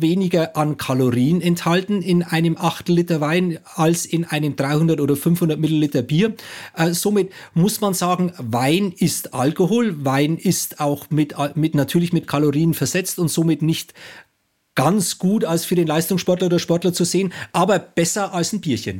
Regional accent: Bayreuth, Bavaria, Germany; Also ich komme aus Bayern

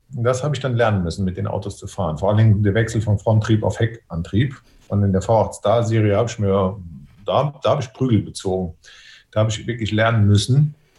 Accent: Westerwald, Rhineland-Palatinate, Germany; dass ich aus dem Westerwald komme

